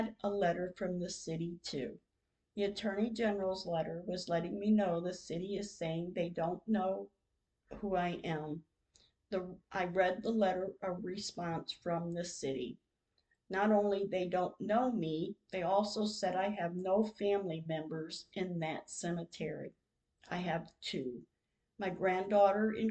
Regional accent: Michigan, United States; now in Oklahoma, United States; I'm from Michigan

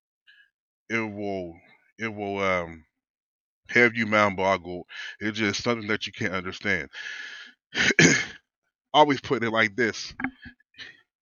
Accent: Wilkinsburg, Pennsylvania, United States; I grew up in Wilkesburg, Pennsylvania, which is a low-income community

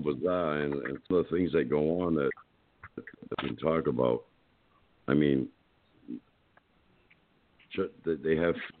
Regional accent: Massachusetts, United States; now in Lake Wales, United States; I live in Lake Wales, Florida right now, but I moved from Massachusetts. You know, as a Massachusetts resident, there was a matzke basket.

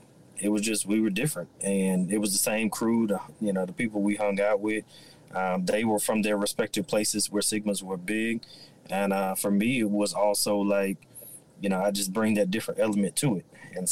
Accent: New York City, New York, United States; now in Houston, United States; I'm originally from Brooklyn, New York, but my family worked for the airlines. They got restationed out here in Houston.

